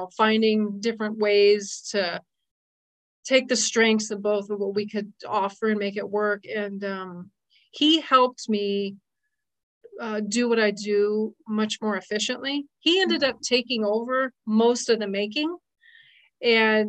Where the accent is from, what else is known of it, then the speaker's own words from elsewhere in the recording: Las Vegas, Nevada, United States; moved away; I grew up in Las Vegas